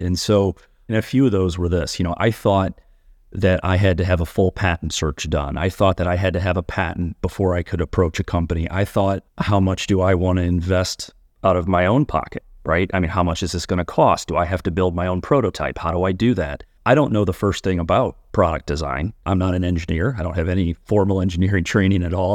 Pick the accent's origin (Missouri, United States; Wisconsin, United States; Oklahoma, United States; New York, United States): Missouri, United States; a suburb of Saint Louis; also born or lived in Cincinnati; I actually practice in my hometown